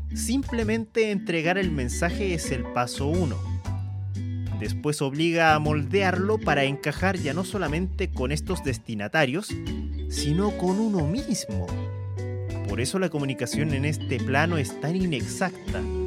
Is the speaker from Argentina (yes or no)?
no; Chile; Soy chileno